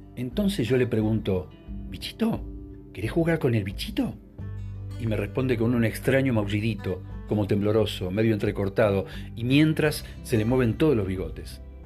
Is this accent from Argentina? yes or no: yes; Buenos Aires, Argentina; also born or lived in Bariloche; el departamento de Caballito donde crecí una vez que nos mudamos de Bariloche